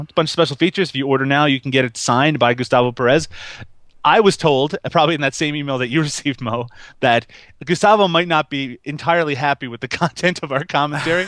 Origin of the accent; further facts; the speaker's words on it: Canada; I'm Canadian